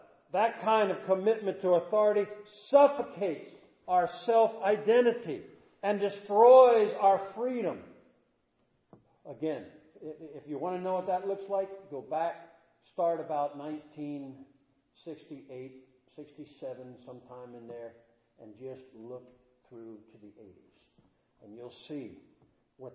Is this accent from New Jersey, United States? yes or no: no; Statesboro, Georgia, United States; I'm from Statesboro